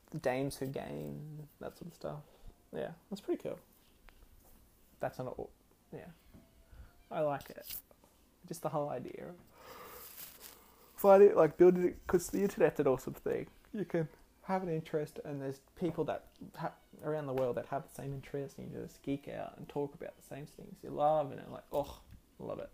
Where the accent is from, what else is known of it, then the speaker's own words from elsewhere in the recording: Australia; I'm an Australian